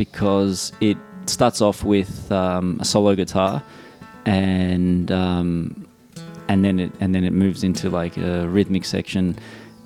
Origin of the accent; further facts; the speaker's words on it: Melbourne, Victoria, Australia; I'm born and raised in Melbourne and I'm also based in Melbourne at the moment.